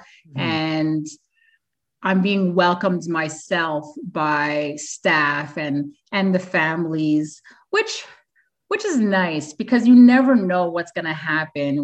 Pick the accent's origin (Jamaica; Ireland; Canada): Canada; I'm Canadian